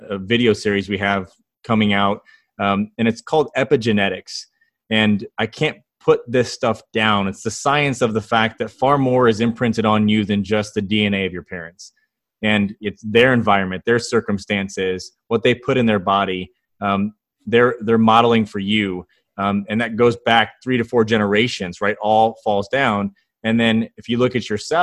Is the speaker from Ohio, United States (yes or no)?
yes; Northwest Ohio, United States; moved away; I grew up in Northwest Ohio, fished on lakes and rivers